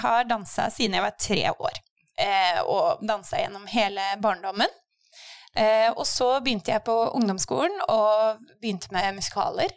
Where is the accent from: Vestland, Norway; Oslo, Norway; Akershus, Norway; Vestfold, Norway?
Vestfold, Norway; Sandefjord; moved away as an adult; also born or lived in England; kom jeg egentlig hjem fra England og ville tilbake til eh, Sandefjord